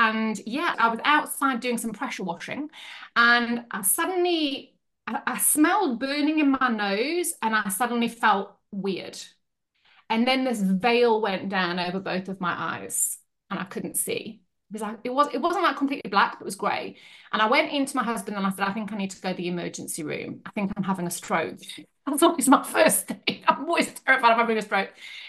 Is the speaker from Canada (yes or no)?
no; South Africa; moved away as an adult; now in Yorkshire, United Kingdom; I was born in Yorkshire, but then when I was six, I moved to South Africa and I basically grew up over there. And then I came back to Yorkshire in 2000.